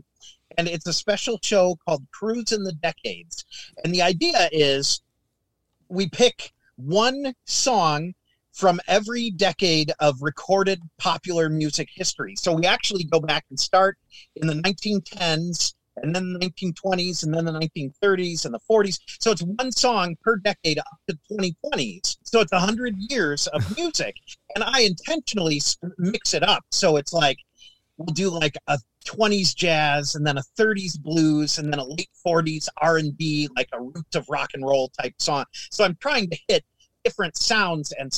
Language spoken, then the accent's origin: English; Minnesota, United States; moved away; growing up in Minnesota